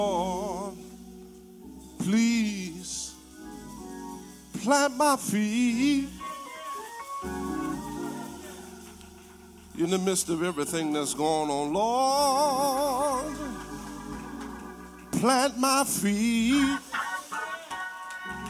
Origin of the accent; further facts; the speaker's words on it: Philadelphia, Pennsylvania, United States; I'm from North Philly and I have to speak a little louder when I come to South Philly.